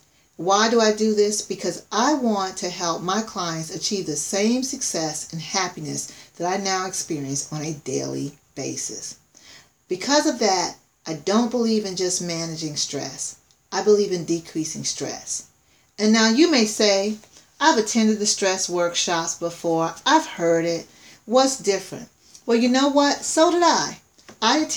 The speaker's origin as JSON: {"language": "English", "region": "South Carolina", "country": "United States", "tie": "born or raised there", "said": "as a child, I grew up in the country. I grew up in South Carolina"}